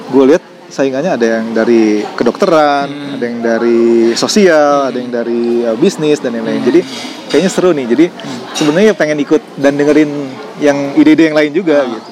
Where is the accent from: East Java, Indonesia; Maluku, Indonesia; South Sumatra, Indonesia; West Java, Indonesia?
West Java, Indonesia; Bandung; Gue besar di Bandung Besar di Bandung. Uh, gue SMA di Bandung.